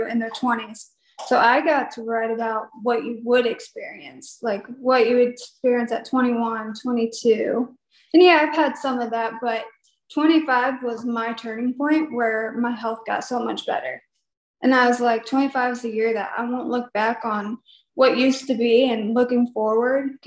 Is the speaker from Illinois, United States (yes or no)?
yes; Peoria, Illinois, United States; now in Nashville, United States; I grew up in Peoria, Illinois, and went to Metamora High School. And I moved to Nashville to do music